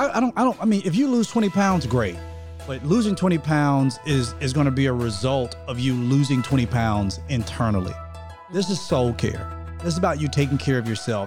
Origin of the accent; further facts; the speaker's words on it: United States; I'm American